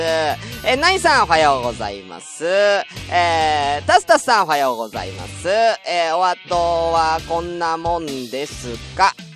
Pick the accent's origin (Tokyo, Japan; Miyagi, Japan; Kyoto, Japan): Tokyo, Japan; born or raised there